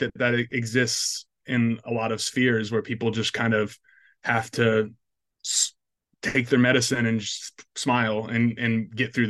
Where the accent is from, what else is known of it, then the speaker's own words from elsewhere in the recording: Iowa, United States; But I grew up in Northwest Iowa